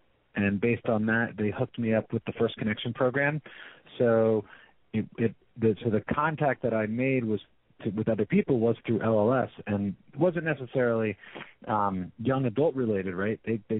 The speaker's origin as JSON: {"language": "English", "town": "San Francisco", "region": "California", "country": "United States", "said": "So he was fascinated by the fact that I'm from San Francisco."}